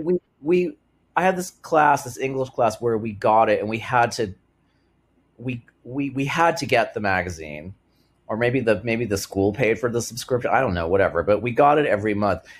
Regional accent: Massachusetts, United States; the town where I grew up in Massachusetts

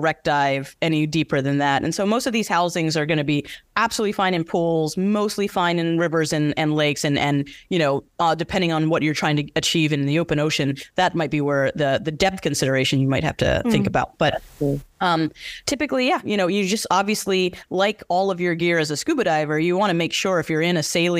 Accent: Bermuda; also born or lived in London; now in Los Angeles, United States; born and raised in Bermuda

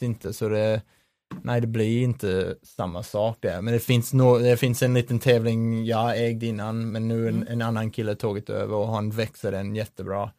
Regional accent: Sydney, New South Wales, Australia; Swedish is a second language; moved away as an adult; now in Sweden; med rötter i Australien, så jag växte upp uh, i Sydney

